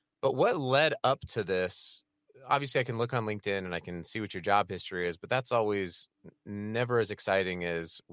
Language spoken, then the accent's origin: English; Colorado Springs, Colorado, United States; I grew up in Colorado Springs